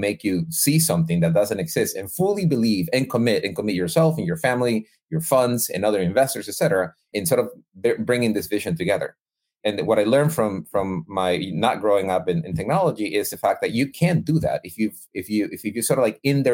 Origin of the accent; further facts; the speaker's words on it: Guayaquil, Guayas, Ecuador; moved away; I'm originally from Ecuador. I was born and raised in Ecuador.